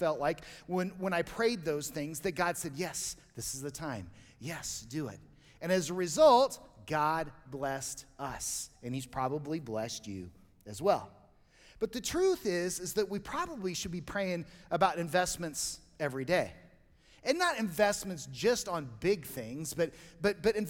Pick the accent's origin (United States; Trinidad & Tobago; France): United States; Colorado; I grew up here in Colorado